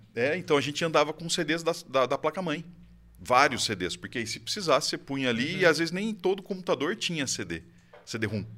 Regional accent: Campinas, São Paulo, Brazil; now in Valinhos, Brazil; Moro em Campinas a vida inteira. Moro agora recentemente em Valinhos, nos últimos quatro anos

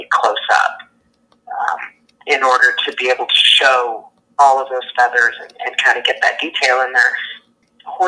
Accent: Colorado, United States; moved away; also born or lived in Florida; I grew up in Colorado

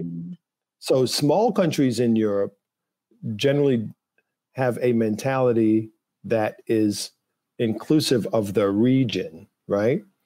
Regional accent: U.S. Virgin Islands; moved away; growing up in St. Thomas

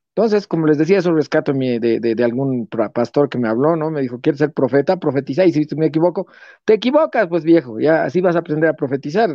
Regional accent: Bolivia; Yo, yo amo, amo, amo mi país

